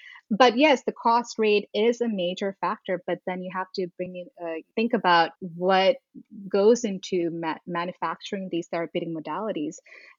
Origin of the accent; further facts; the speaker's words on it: India; moved away as an adult; also born or lived in Middle East / New York City; So I was born in the Middle East. I grew up there for 10 years and then moved to India and grew up there for another 10 years. And then I moved here moved to New York City in 2009 and lived there for 11 years.